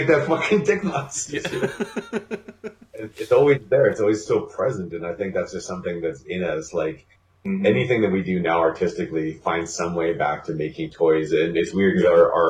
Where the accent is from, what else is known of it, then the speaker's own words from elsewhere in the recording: Canada; We're painfully Canadian